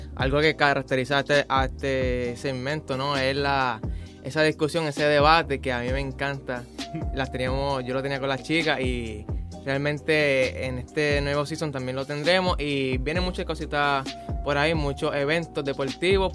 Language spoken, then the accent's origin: Spanish; Colombia; moved away; estoy en mi primer año. Ahorita tengo 17 y soy de Colombia